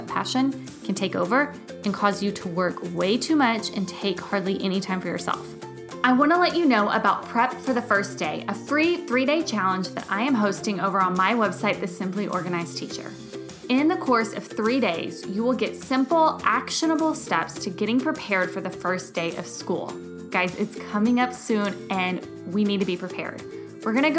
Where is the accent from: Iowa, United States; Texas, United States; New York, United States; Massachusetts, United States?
Texas, United States; moved away as an adult; now in Germany; I'm originally from Texas